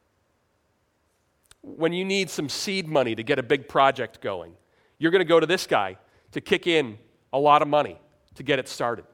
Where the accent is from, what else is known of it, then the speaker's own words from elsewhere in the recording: New York, United States; I'm from New York